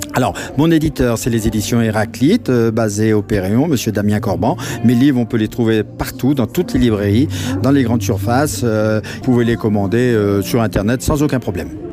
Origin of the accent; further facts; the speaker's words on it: Villefranche-sur-Saône, Auvergne-Rhône-Alpes, France; moi je suis originaire de Villefranche-sur-Saône.